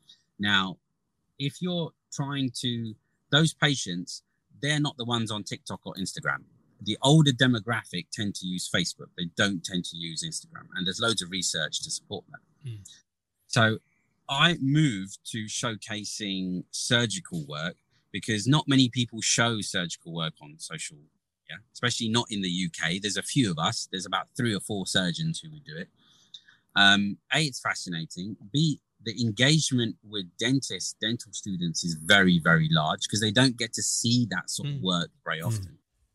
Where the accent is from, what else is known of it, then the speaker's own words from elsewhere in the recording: Gujarat, India; I think being Indian and being Gujarati, you always have that in the back of your head, right?